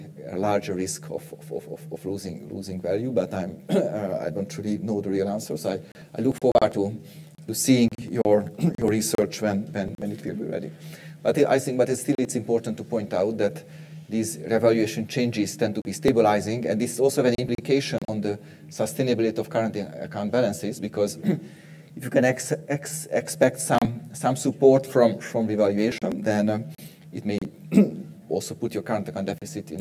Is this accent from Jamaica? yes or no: no; Hungary; Hungary, my home country